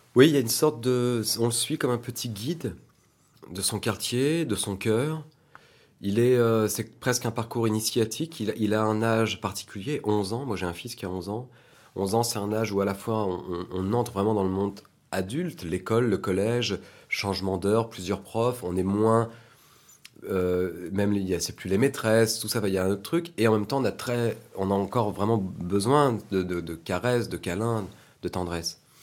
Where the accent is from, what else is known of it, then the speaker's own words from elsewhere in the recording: France; je suis français